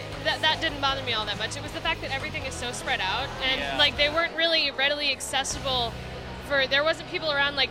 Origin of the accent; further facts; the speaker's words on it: Woodbridge, Virginia, United States; I'm literally from right here in Virginia. I'm down in Woodridge. I'm like maybe 45 minutes away.